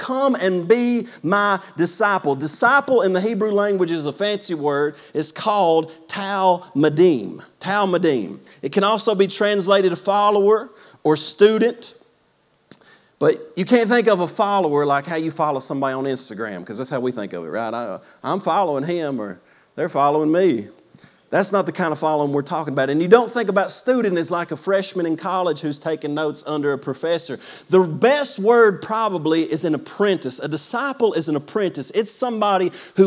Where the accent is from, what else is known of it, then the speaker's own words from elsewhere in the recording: United States; as American Christians